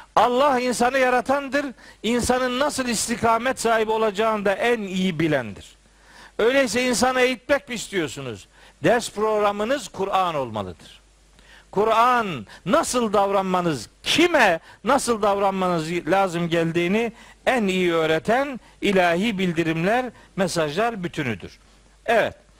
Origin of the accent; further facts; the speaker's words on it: Trabzon, Turkey; ben Trabzonluyum. Ben, ben Trabzonluluk bende bir şey. Benim ayrılmaz özelliğim.